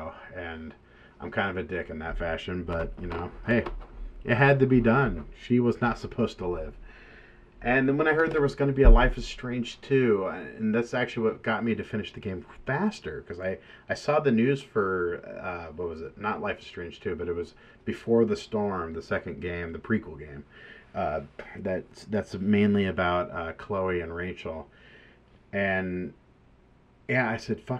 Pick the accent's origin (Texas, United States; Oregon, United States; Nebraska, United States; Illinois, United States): Oregon, United States; Cornelius; I live in a town, or I grew up in a town in Oregon called Cornelius